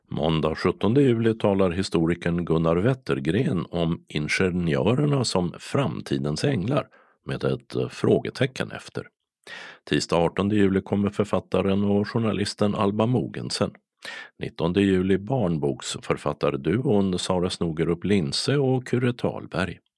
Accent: Stockholm, Stockholm County, Sweden; där jag kommer ifrån i Stockholm så har vi skjutsat.

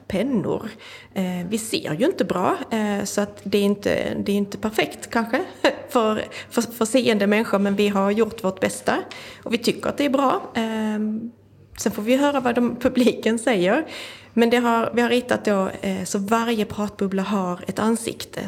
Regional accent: Skåne, Sweden; jag kommer ju från Skåne

